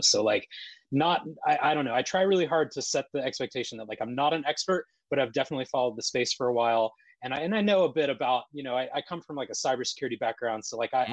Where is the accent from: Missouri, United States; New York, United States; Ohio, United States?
Ohio, United States; Columbus; also born or lived in Logan, Ohio / Dublin, Ohio; now in Washington, United States; I grew up in Columbus, Ohio